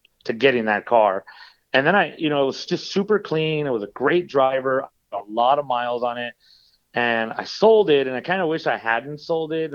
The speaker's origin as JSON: {"language": "English", "town": "Los Angeles", "region": "California", "country": "United States", "tie": "born or raised there", "said": "I grew up in Los Angeles"}